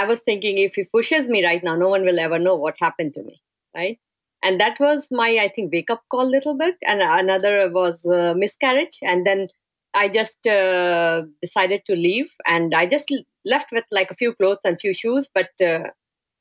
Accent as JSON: {"language": "English", "country": "India", "tie": "born or raised there", "moved": "as an adult", "said": "I'm from India and I've grown up in a very sheltered and nice family atmosphere"}